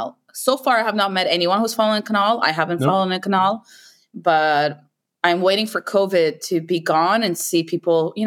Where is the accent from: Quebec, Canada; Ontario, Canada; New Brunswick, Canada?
Quebec, Canada; moved away as an adult; now in Netherlands; I'm from the French part of Canada. I'm from Quebec.